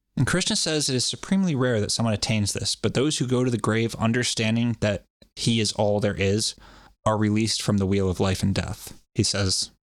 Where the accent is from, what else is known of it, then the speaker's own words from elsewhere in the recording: Rhode Island, United States; I always keep wanting to add a little R onto the end of that, but I'm from Rhode Island